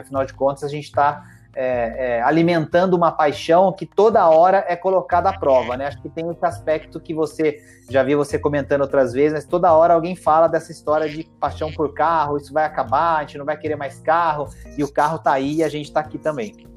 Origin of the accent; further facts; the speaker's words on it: Itajubá, Minas Gerais, Brazil; eu sou de Itajubá, né, no sul de Minas